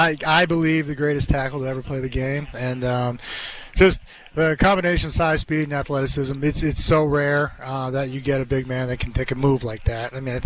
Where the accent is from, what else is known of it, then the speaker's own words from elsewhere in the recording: Massachusetts, United States; I grew up in Massachusetts, so when my dad played 13 years for the Patriots, when he retired, we stayed there